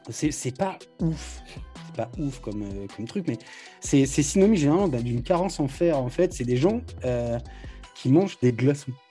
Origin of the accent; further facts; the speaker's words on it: France; Je, peux, pas, connaître. Moi, je viens de, de, de la France.